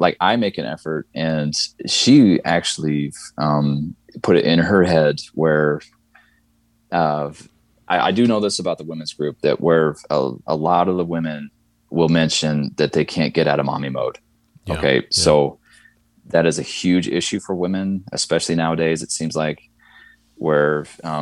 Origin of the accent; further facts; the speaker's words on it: Midwest, United States; moved away as an adult; now in the South, United States; I grew up in the Midwest and I'm in the South now.